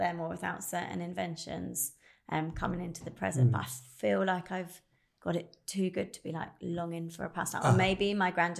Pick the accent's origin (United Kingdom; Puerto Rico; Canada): United Kingdom; Upper Bucklebury, South East England; I was brought up in Bucklebury Shire